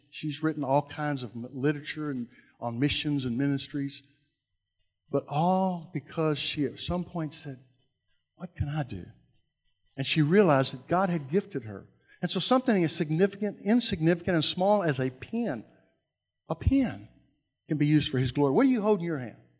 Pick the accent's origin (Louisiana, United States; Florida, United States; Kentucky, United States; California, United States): Kentucky, United States; Louisville; I grew up in South Louisville